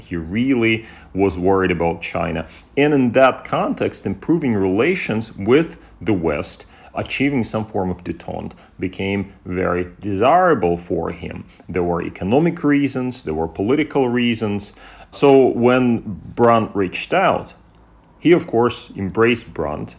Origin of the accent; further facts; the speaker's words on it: Russia; moved away; I was born in Russia